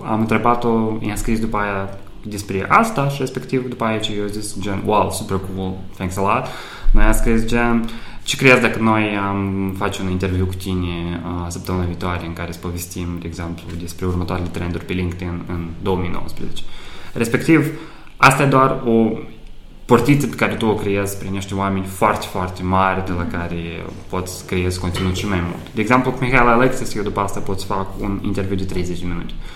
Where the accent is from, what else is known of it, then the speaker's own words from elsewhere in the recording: Moldova; moved away as an adult; also born or lived in Chișinău / Cluj / Bucharest; originar fiind din, din Moldova